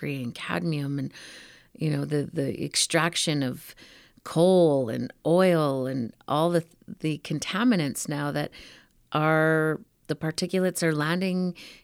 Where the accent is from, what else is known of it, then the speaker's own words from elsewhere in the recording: Michel First Nation, Alberta, Canada; I'm from the Michelle First Nation. We are a Mohawk and Cree peoples.